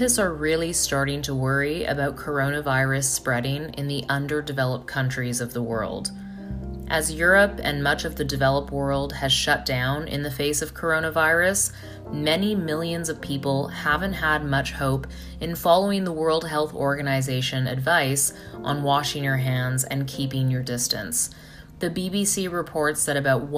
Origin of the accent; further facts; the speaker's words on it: Toronto, Ontario, Canada; Being a Canadian citizen, born and raised in Toronto